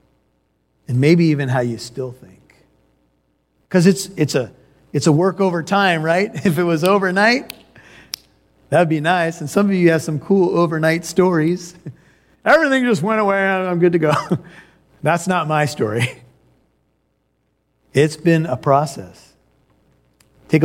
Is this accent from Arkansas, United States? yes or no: no; California, United States; also born or lived in Chicago, Illinois; We relocated to California from Chicago.